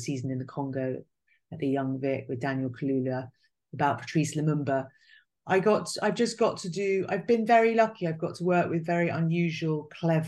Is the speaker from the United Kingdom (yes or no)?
yes; England, United Kingdom; I was English, I'd come from England